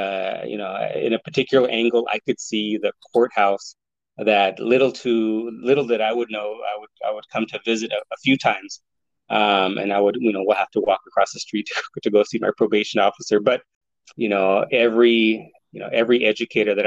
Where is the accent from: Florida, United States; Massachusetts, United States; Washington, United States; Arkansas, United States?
Washington, United States; Yakima; I grew up in Yakima public housing